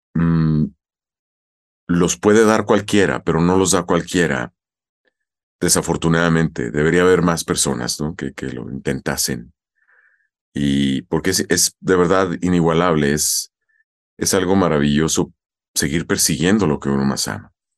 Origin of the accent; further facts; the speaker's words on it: Chihuahua, Mexico; moved away as an adult; now in Mexico City, Mexico; Con el tiempo migré a Chihuahua Capital, hice teatro, más el que hago hoy en mi casa. Y en 1998, a la edad de 27 años, 28 recién cumplidos, migro a la Ciudad de México, hace 24 años ya